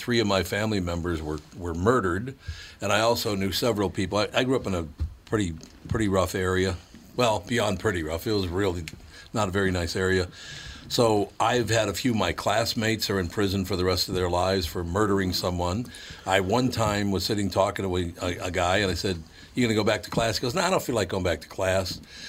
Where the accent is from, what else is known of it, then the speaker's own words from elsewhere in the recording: Minnesota, United States; now in Colorado, US?; By the way, I was born and raised in Minnesota, but still, why do you get to live in Colorado and I don't?